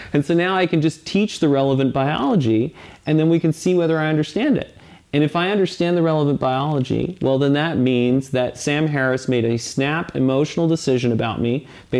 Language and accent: English; Saudi Arabia; born there; And I was born in Saudi Arabia. I lived in, you know, a little bit in the Middle East.